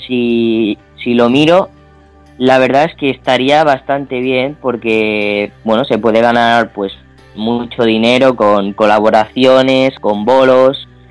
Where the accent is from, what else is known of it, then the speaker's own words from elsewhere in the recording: Palma, Balearic Islands, Spain; yo soy de Palma de Mallorca